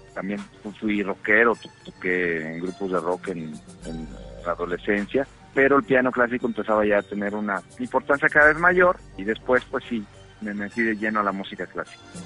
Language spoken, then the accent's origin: Spanish; Texcoco, State of Mexico, Mexico; also born or lived in Milan, Italy; en la provincia mexicana, en Texcoco, de donde yo soy